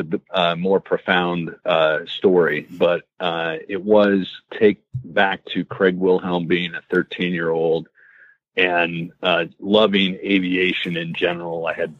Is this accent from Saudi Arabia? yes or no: yes; Saudi Arabia; now in United States; I grew up overseas in Saudi Arabia, and I really felt like America is the best place to live and is the greatest country in the world